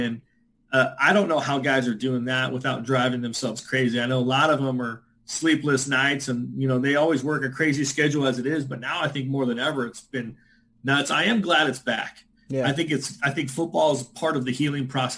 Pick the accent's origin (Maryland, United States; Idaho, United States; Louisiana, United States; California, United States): California, United States; I'm from California, so born and raised